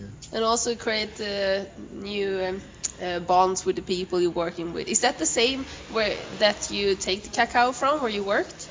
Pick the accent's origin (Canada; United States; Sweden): Sweden; English is a second language; I'm from Sweden